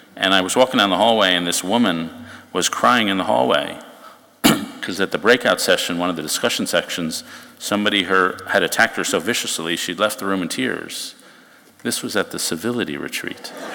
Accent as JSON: {"language": "English", "region": "New York", "country": "United States", "tie": "born or raised there", "also_born_or_lived": "Chicago", "said": "I grew up in New York"}